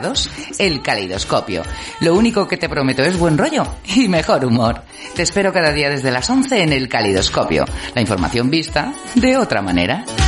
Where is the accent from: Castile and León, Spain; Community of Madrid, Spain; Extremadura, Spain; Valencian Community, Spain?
Community of Madrid, Spain; Madrid; nosotros que somos de, somos madrileños también